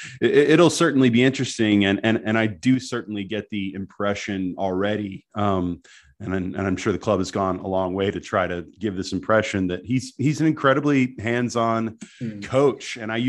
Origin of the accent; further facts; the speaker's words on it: United States; I'm American